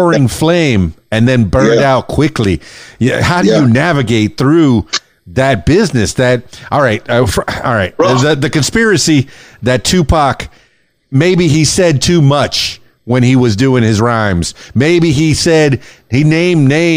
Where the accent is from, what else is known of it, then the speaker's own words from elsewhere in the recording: Miami, Florida, United States; I grew up in Miami